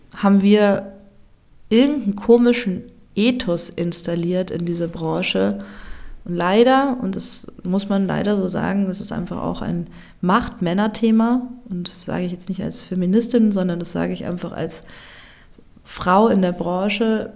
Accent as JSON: {"language": "German", "country": "Germany", "also_born_or_lived": "South Tyrol, Italy", "moved": "as an adult", "said": "meine Heimat oder an die Orte an, an denen ich schon gelebt habe"}